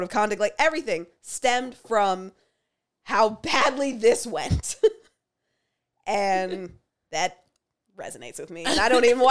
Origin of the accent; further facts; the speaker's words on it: Windsor, Ontario, Canada; I grew up in Windsor